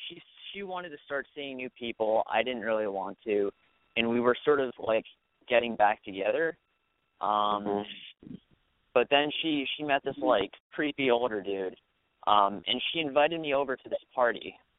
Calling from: Michigan, United States; I go to the University of Michigan.

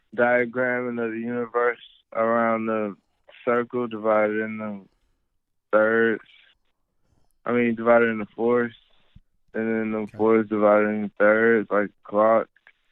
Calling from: Charlotte, North Carolina, United States; Charlotte, North Carolina.

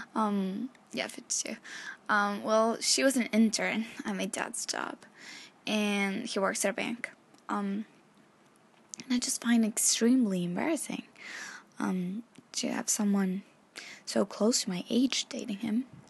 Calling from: Chile; I'm calling from Chile

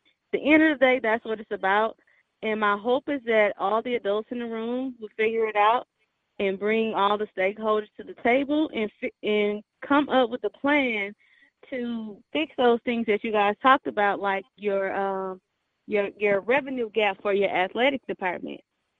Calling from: Houston, Texas, United States; I'm calling from Houston.

